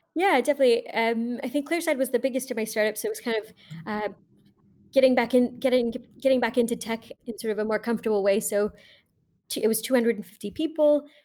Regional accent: Tucson, Arizona, United States; I grew up in Tucson, Arizona

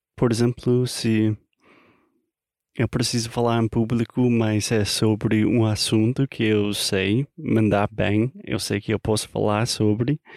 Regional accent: United States; Portuguese is a second language; americano, obviamente. Falante não nativo da língua portuguesa

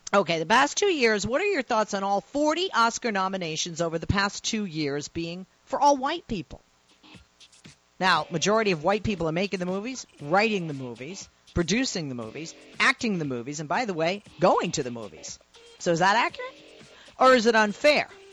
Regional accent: Boston, Massachusetts, United States; I'm from Boston

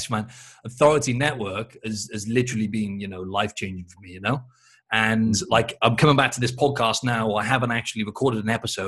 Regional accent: Cardiff, Wales, United Kingdom; now in Sydney, Australia; I'm from Cardiff in Wales

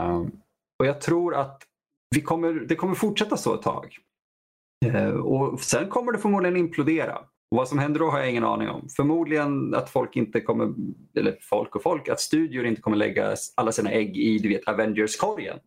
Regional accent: Vadstena, Östergötland, Sweden; I vår hem, eh, hemstad jag är uppvuxen i Vadstena.

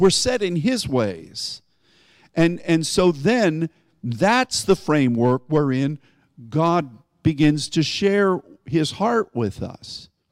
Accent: United States; as an American and as a Christian

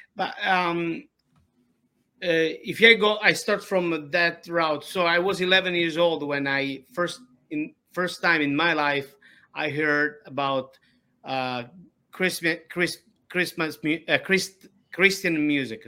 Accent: Ragusa, Sicily, Italy; English is a second language; now in United States; I was born in uh, Ragusa, Sicily

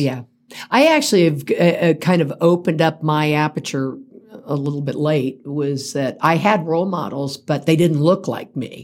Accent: Central Florida, United States; now in Colorado, United States; grew up in Central Florida

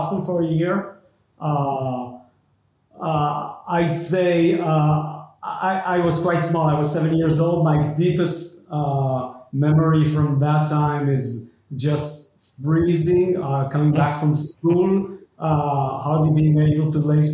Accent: Israel; also born or lived in England / United States / France; I grew up in Israel like a standard Israeli kid.

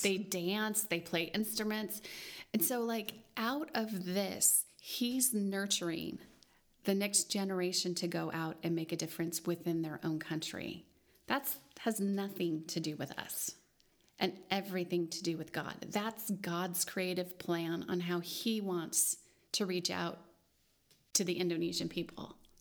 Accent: United States; we as American Christians

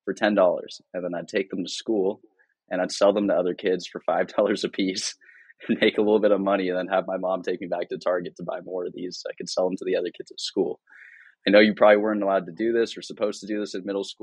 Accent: Cupertino, California, United States; I grew up in the Bay Area in California in a small town called Cupertino

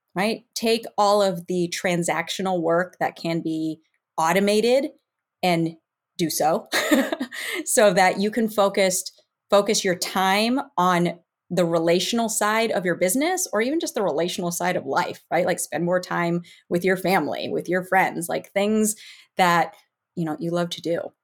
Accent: Western Massachusetts, United States; also born or lived in Northern California; now in Southern Florida, United States; I grew up in Western Mass

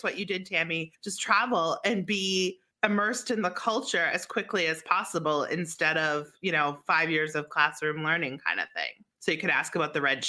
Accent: East Coast, United States; I'm from the East Coast

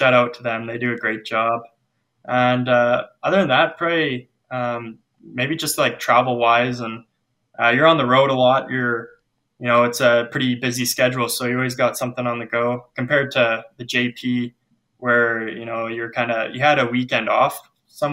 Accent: Lethbridge, Alberta, Canada; now in Spruce Grove, Canada; I grew up in Lethbridge

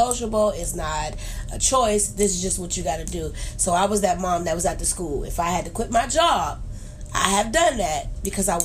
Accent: Youngstown, Ohio, United States; also born or lived in Trumbull County; I grew up in Youngstown all my life

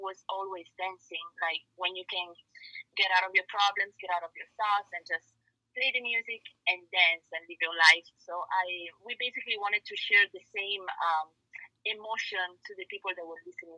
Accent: Italy; moved away as an adult; also born or lived in New York; now in Los Angeles, United States; I'm actually Italian, born and raised in Italy

